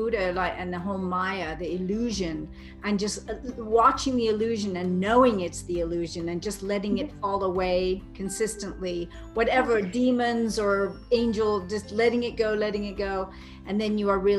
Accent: Cambridge, East of England, United Kingdom; growing up in Cambridge, I used to go in nature all the time

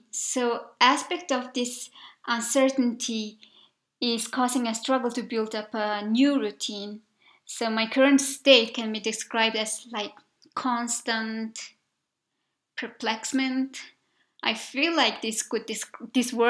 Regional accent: Mongolia; also born or lived in Budapest, Hungary; I was from Mongolia

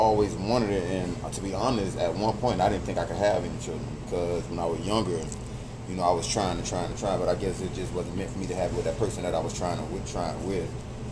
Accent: Miami, Florida, United States; now in Atlanta, United States; born and raised in Miami, now residing in Atlanta, Georgia.

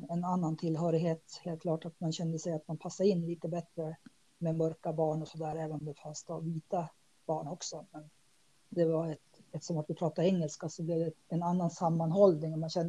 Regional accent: Dalarna County, Sweden; Jag växte upp i Dalarna. Eh, och, eh, och så var det lite norr också.

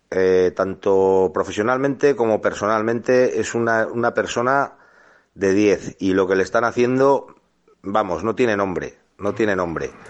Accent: Berantevilla, Basque Country, Spain; Yo soy de un pueblo, de Verantevilla, que está en Álava

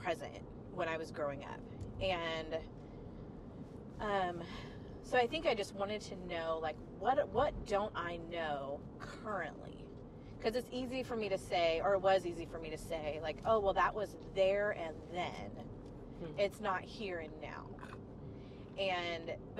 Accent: Cincinnati area, Northern Kentucky, United States; now in Fresno, United States; I grew up in Cincinnati area, Northern Kentucky

